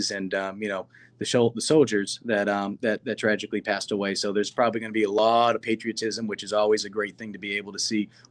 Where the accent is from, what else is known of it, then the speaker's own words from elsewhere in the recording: Northeast, United States; growing up in the Northeast